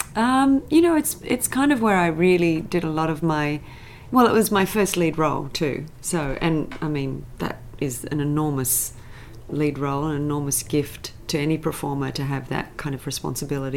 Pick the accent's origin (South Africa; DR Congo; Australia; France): Australia; Sydney, New South Wales; moved away as an adult; now in United States; I'm a Sydney girl. I grew up in the St George area